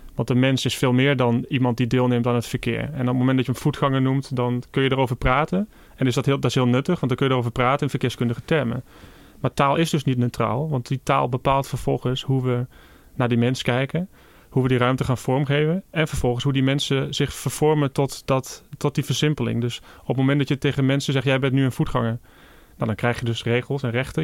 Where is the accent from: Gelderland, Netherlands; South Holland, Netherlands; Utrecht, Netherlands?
Gelderland, Netherlands; Achterhoek; ik kom zelf uit de Achterhoek